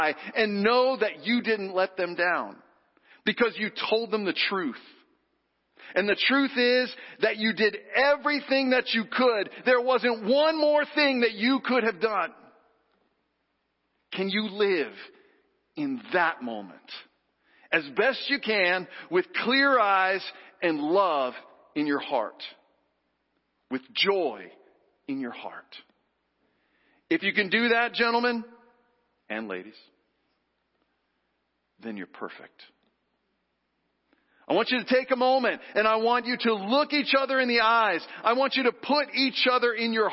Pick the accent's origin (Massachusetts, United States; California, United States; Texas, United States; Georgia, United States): Texas, United States; moved away; growing up in Texas, where football is literally a religion. On Friday night, I'm not kidding. My little town of 75,000 people